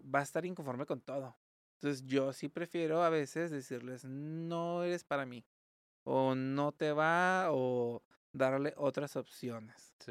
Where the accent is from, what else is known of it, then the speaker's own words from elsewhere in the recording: Mexico; also born or lived in Tijuana; como buenos mexicanos